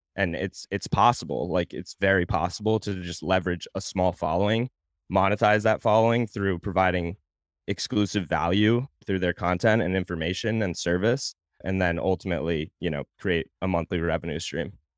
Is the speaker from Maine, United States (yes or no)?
yes; Portland, Maine, United States; moved away as an adult; also born or lived in Virginia / Fort Campbell / Savannah; now in Nashville, United States; So, I'm from Portland, Maine, originally, born and raised there, or actually not born, I was born in Virginia, I moved there shortly after I was born.